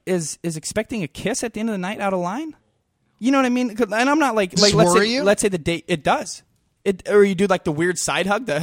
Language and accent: English; Montana, United States; I grew up in Montana, like with my dad.